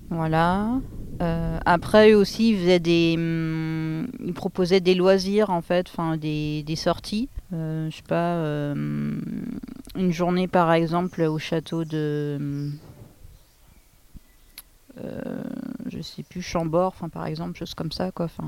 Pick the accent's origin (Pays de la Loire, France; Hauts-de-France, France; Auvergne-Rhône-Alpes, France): Pays de la Loire, France; bon, en plus je venais pas d'ici, je venais du Maine-et-Loire. donc tout était nouveau.